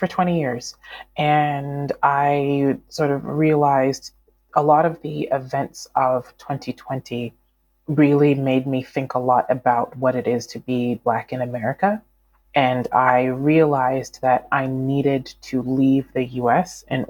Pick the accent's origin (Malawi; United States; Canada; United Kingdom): Malawi; I'm from Malawi. That is where my both sides of my family are, mother and father's side.